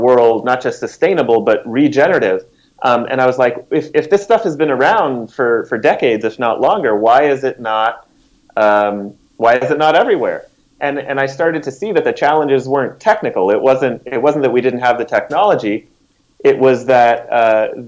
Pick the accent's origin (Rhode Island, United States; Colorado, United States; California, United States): Colorado, United States; Denver; also born or lived in New York City; I was born and raised here in Denver